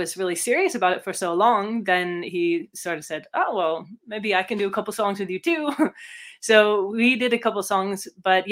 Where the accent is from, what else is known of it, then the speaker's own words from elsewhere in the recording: California, United States; moved away as an adult; also born or lived in San Diego / Netherlands; now in Germany; I grew up in California